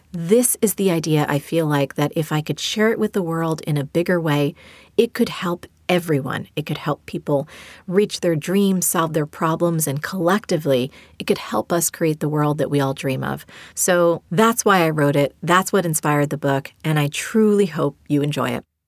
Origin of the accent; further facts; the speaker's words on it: New Jersey, United States; I learned from my mom as a little girl growing up in New Jersey.